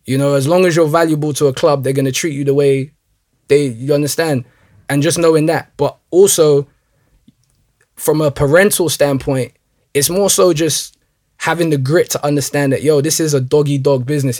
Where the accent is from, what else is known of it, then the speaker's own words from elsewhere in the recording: London, United Kingdom; I was born and raised in Northwest London